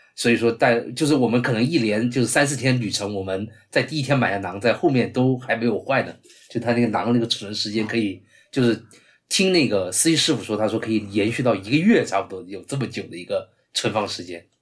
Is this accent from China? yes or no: yes; Guangzhou, Guangdong, China; 像我作为广州人，就是我们广州人吃那个炒菜都是不放油的